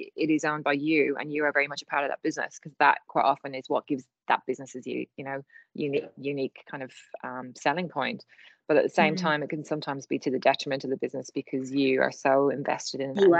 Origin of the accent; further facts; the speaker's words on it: Ireland; But you know, I am Irish, so I think a skill of mine. I can ramble on.